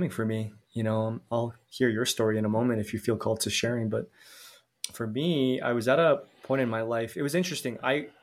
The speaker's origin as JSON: {"language": "English", "town": "Calgary", "region": "Alberta", "country": "Canada", "tie": "born or raised there", "moved": "as an adult", "lives_now": "Mexico", "said": "I'm Canadian, so I'm born in Calgary, but I live in Mexico now."}